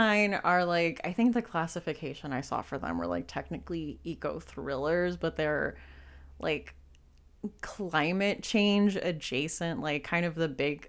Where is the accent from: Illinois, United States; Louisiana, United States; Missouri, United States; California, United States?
California, United States; Southern; now in Western Pennsylvania, United States; I live in like Western Pennsylvania now, which is like very woodsy, but I grew up in Southern California